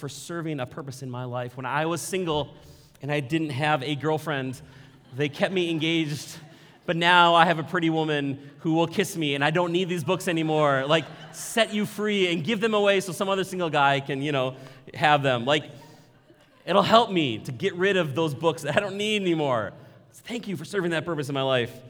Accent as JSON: {"language": "English", "town": "Maple Grove", "region": "Minnesota", "country": "United States", "tie": "born or raised there", "said": "I was raised here in Maple Grove, middle class."}